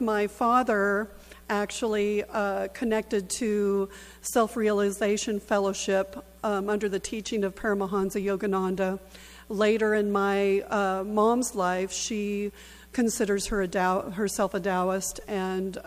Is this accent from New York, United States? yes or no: no; Southern California, United States; I'm originally from Southern California